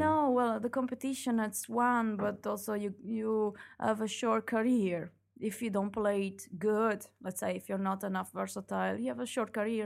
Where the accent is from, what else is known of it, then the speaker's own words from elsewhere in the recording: Italy; moved away as an adult; now in Belgium; my hometown is in I, is in Italy